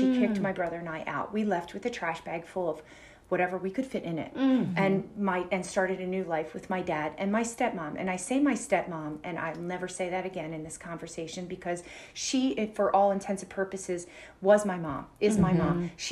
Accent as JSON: {"language": "English", "town": "Philadelphia", "region": "Pennsylvania", "country": "United States", "tie": "born or raised there", "said": "I grew up in Philadelphia."}